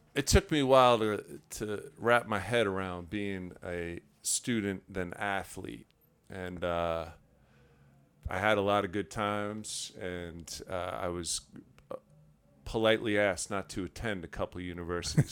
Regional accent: New York, United States; I'm from New York. We, I grew up at forty-eight, uh, forty-second street

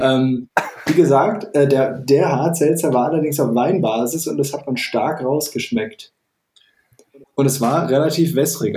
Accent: Bavaria, Germany; ich als Bayer

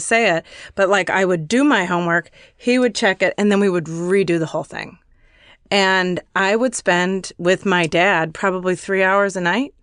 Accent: Chicago, Illinois, United States; moved away; I'm from Chicago and when I was still living there

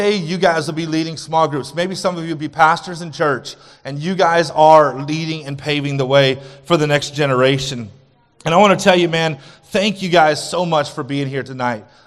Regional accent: New Mexico, United States; I was born and raised in New Mexico.

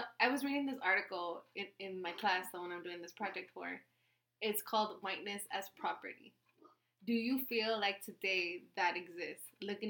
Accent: United States; I was born here

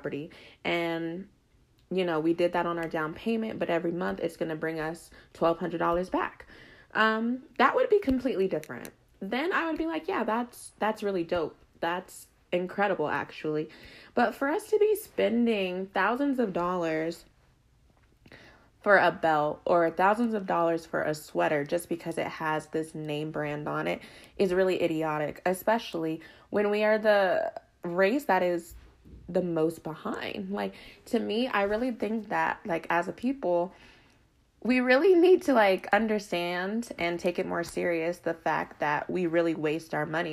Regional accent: Colorado, United States; I grew up in Colorado

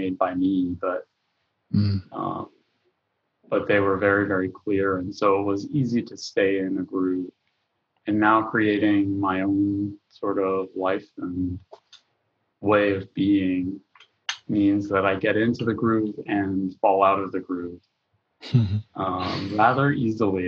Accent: Texas, United States; I grew up in Texas and in a family of Palestinian refugees and Lebanese immigrants

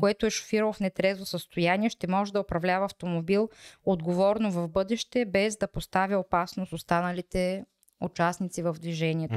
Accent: Bulgaria

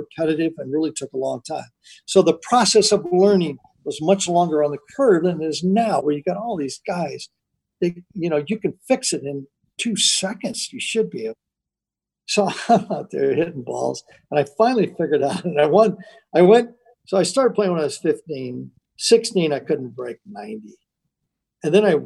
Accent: Garden Grove, California, United States; also born or lived in Riverside, California; We moved from Garden Grove, California to Riverside

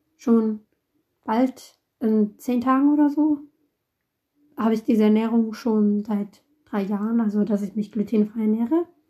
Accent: Italy; ich komme aus Italien. Meine Eltern sind Italiener.

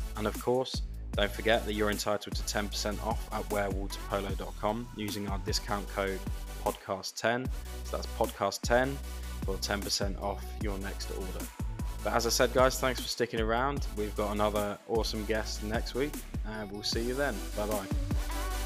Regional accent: England, United Kingdom; as an Englishman

